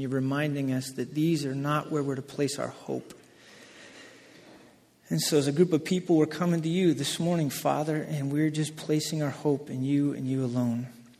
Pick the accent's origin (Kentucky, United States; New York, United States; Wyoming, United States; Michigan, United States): Wyoming, United States; moved away; I grew up in Wyoming